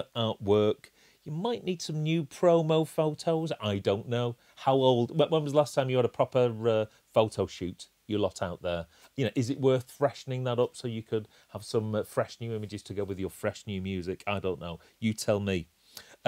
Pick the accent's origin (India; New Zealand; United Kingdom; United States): United Kingdom; England; we're English